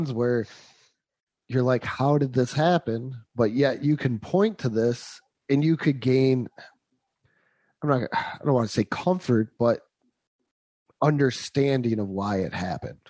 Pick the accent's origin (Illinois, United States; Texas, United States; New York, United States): New York, United States; Western; we're both from Western New York where Jim Kelly is everywhere